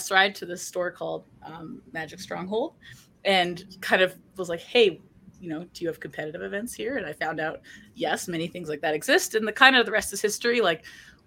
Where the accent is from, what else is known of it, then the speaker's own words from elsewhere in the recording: Vancouver, British Columbia, Canada; I am from Vancouver, British Columbia